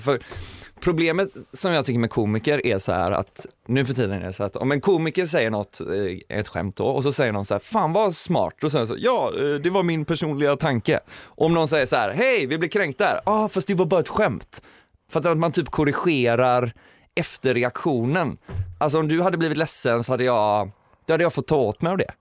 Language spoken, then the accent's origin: Swedish; Kungälv, Västra Götaland, Sweden; jag kommer ju från Kungälv så det snackar jag mycket om hur jävla bonnigt det är